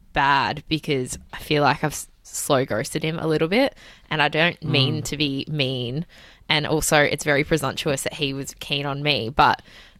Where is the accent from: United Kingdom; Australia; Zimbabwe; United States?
Australia; Bendigo, Victoria; I'm from Bendigo.